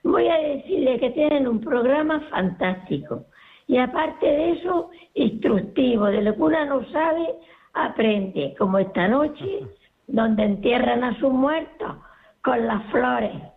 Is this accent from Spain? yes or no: yes; Purchena, Andalusia, Spain; Soy de Puchena, de la provincia de Almería.